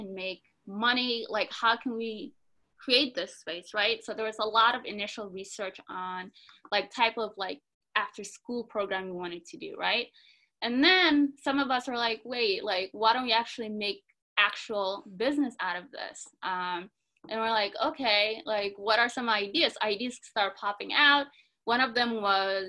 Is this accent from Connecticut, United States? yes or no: no; Minneapolis, Minnesota, United States; we grew up in the Cedar Riverside community, which is predominantly East African